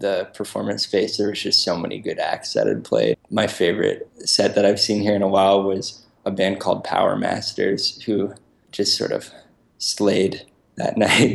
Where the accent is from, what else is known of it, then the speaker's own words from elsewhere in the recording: Brookline, Massachusetts, United States; moved away as an adult; also born or lived in Worcester, Massachusetts; now in Rhode Island, United States; I grew up in Brookline, Massachusetts, so, you know, right next to Boston